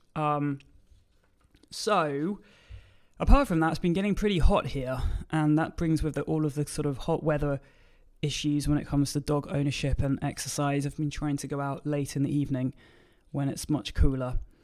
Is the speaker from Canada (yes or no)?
no; United Kingdom; I'm a British force-free gun dog trainer.